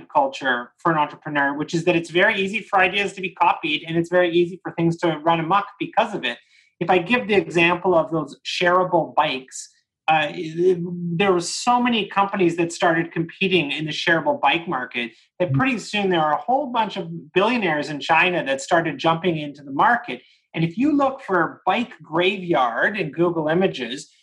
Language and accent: English; Canada; me being a Canadian